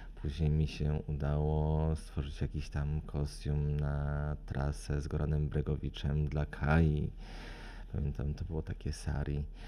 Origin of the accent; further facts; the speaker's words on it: Lublin, Lublin Voivodeship, Poland; also born or lived in Warsaw; ja pochodzę z Lublina